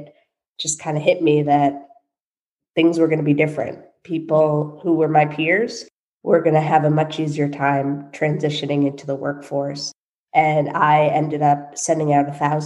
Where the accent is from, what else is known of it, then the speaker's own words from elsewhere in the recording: Boston, Massachusetts, United States; moved away as an adult; also born or lived in Los Angeles, California; I moved back from Los Angeles to Boston, lived at home for 1.5 years back in 2012